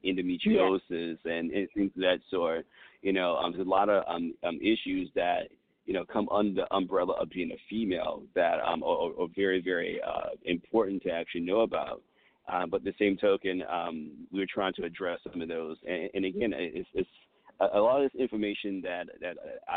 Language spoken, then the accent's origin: English; United States; I was born in America.